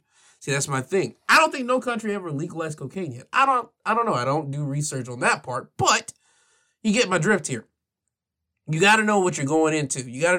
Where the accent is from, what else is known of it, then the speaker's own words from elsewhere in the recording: United States; as an American citizen with all the rights that I do have over here, even though I am black